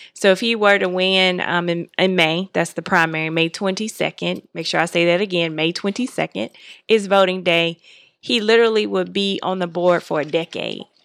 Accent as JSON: {"language": "English", "town": "Miami", "region": "Florida", "country": "United States", "tie": "born or raised there", "moved": "yes", "lives_now": "Atlanta, United States", "said": "I grew up in Miami, Florida, and I didn't grow up in Georgia."}